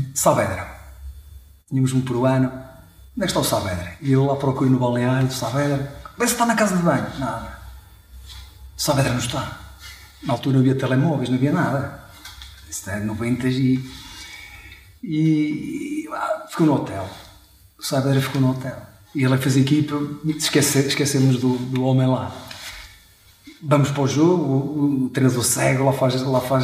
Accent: Chaves, Norte, Portugal; fui nascido e criado em, em Chaves

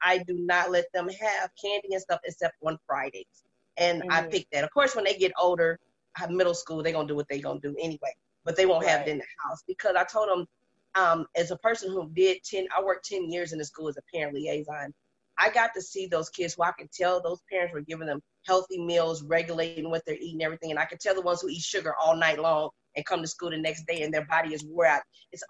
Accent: Alabama, United States; I'm from Alabama, so I believe in Sunday meals. So I make big meals on Sunday.

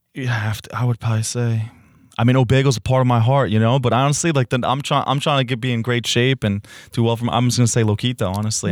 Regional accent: the Ridge, New Jersey, United States; moved away as an adult; now in Hoboken, United States; The Ridge Diablo is named after my hometown

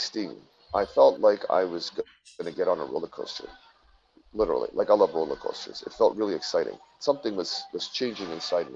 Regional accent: Quebec, Canada; I'm from Quebec, so from Canada, Quebec, Canada.

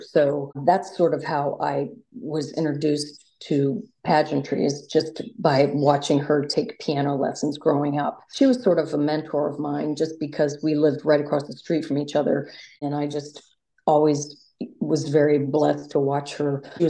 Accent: Virginia Beach, Virginia, United States; I grew up in Virginia Beach.

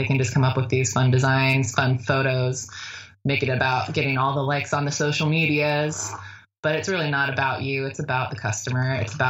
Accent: Hawaii, United States; born there; also born or lived in Washington; Well, I was born in Hawaii, so I figured I'd, you know, throw it back to that.

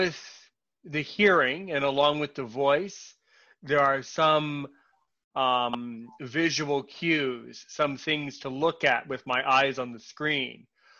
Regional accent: United States; I'm an American who speaks French

